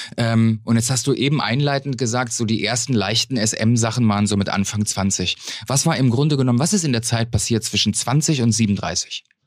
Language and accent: German; North Rhine-Westphalia, Germany; Ich bin ja gebürtiger Westfale.